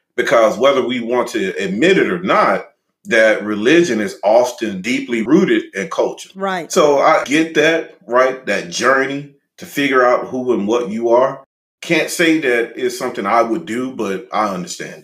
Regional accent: Louisiana, United States; being from Louisiana

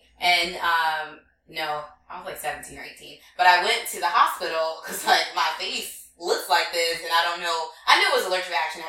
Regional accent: Compton, California, United States; moved away as an adult; now in New York, United States; I grew up in Compton.

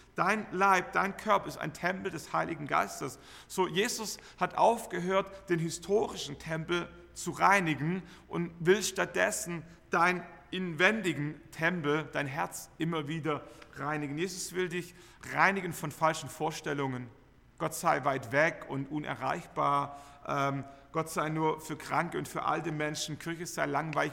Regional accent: Germany; Wir, wir kennen Enthusiasmus als Deutsche

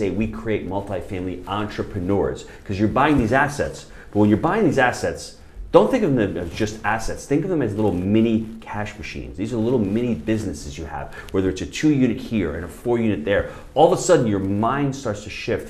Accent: New York, United States; moved away as an adult; now in St. Augustine, United States; being a New Yorker

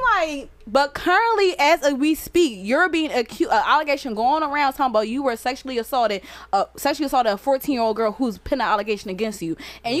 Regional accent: Baltimore, Maryland, United States; I was sleeping, and I'm from Baltimore.

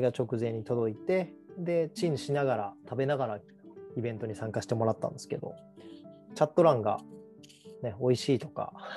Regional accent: Kagawa, Japan; moved away; 僕の場合はその地元が香川県で

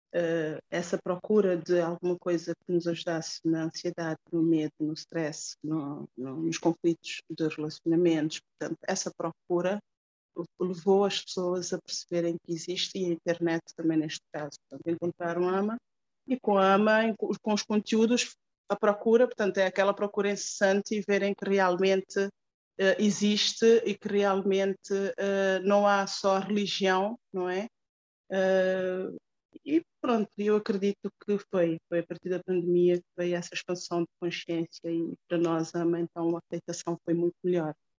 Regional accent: Cape Verde; moved away; foi há 20 anos, quando eu saí de Cabo Verde

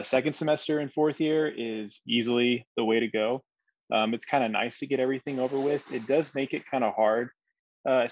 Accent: Yoakum, Texas, United States; I am originally from Yoakum, Texas, which is close to Victoria

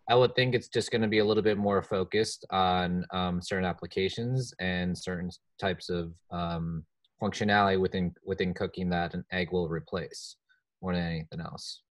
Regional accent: New Jersey, United States; my home state, New Jersey.

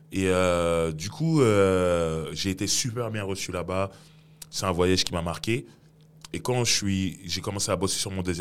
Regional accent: Cameroon; Après, je me suis dit, mais en tant que Camerounais

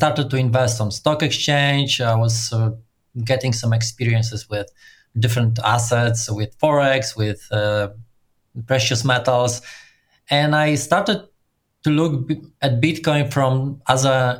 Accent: Poland; I'm from Poland and I grew professionally in startup community.

